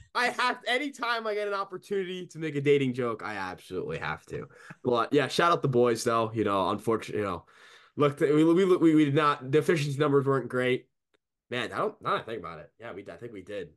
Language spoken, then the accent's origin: English; New York, United States; as a New Yorker